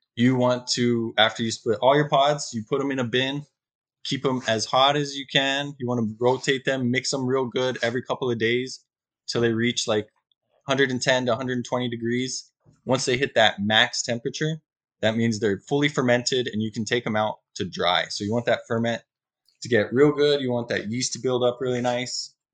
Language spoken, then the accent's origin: English; just south of Albuquerque, New Mexico, United States; moved away as an adult; also born or lived in Big Island, Hawaii; now in Hawaii, United States; originally from New Mexico, um, just south of Albuquerque. My family uh, had a little bit of property that we grew corn, alfalfa, and hay.